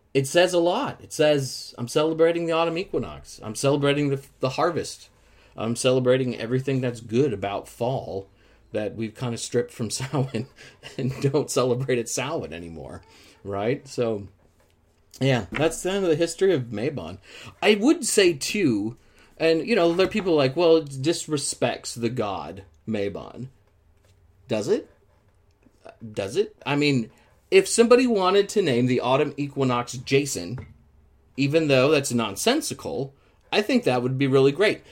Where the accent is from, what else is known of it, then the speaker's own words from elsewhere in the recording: Midwest, United States; moved away; growing up in the Midwest and seeing crops harvested every year